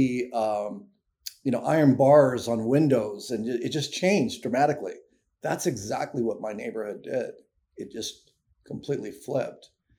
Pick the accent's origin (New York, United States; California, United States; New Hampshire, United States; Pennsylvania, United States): California, United States; now in Washington, D.C., United States; You know, I live in Washington, D.C. now, moved here a few years ago.